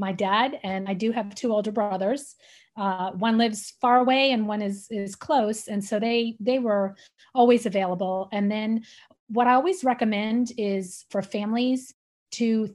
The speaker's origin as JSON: {"language": "English", "region": "New York", "country": "United States", "tie": "born or raised there", "said": "we grew up together in New York"}